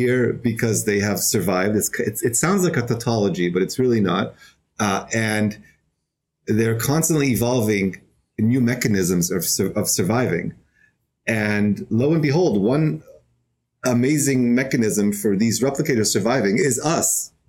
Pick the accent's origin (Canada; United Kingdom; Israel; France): Israel; moved away as an adult; now in New York City, United States; I'm originally from Israel. I've been in New York City for almost 6 years